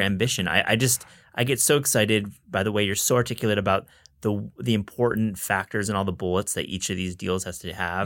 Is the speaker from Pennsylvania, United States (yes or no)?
no; West Michigan, United States; I'm from West Michigan